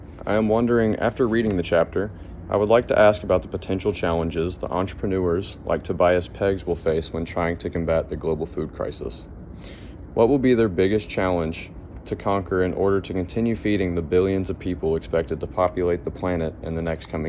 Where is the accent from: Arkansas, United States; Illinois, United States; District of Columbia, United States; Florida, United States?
Arkansas, United States; Fayetteville; I am a senior from Fayetteville, Arkansas.